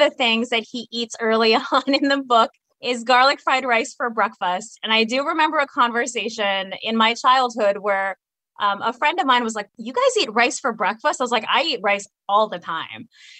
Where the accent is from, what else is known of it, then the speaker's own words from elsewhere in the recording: San Diego, California, United States; being Filipino American means that the Filipino cuisine is definitely just part of what you do.